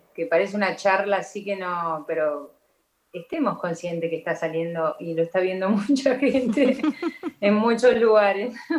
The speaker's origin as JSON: {"language": "Spanish", "country": "Argentina", "said": "como argentina que soy eh, orgullosa de serlo"}